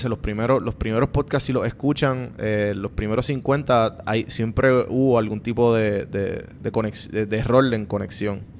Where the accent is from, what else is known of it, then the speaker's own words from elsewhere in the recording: Puerto Rico; moved away as an adult; cuando yo me fui a Puerto Rico después de María, obviamente yo viví toda mi vida eh, en casa de mi mamá.